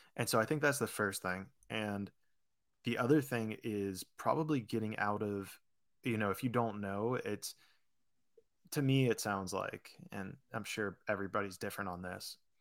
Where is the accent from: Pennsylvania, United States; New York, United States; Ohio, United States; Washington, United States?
Pennsylvania, United States; Pittsburgh; moved away as an adult; also born or lived in Florida / California; I grew up in Pittsburgh, went to college in Florida